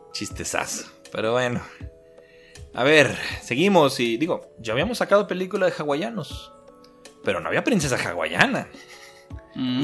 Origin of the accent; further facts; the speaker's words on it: Mexico; yo que soy mexicano